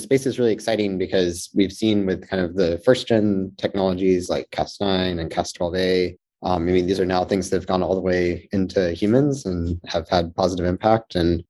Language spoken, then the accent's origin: English; Georgia, United States; moved away as an adult; So I'm actually from Georgia originally, although I don't have the accent, so it'd be hard to guess. Grew up in Georgia, just north of Atlanta for the first 18 years of my life